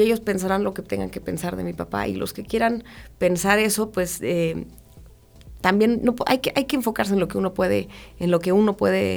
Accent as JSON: {"language": "Spanish", "country": "Mexico", "said": "como mexicanos"}